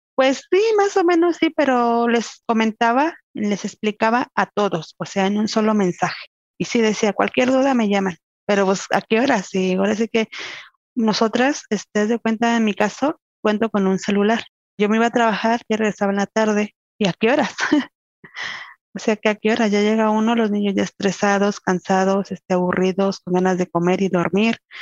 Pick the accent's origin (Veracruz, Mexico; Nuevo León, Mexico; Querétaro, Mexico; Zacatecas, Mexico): Querétaro, Mexico; Tequisquiapan; soy de acá de Tequisquiapan, Tequisquiapan Querétaro